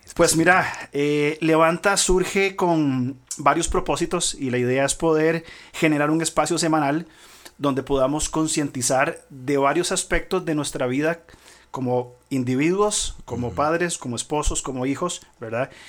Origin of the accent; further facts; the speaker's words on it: Costa Rica; como costarricenses, en una cultura latinoamericana del siglo XXI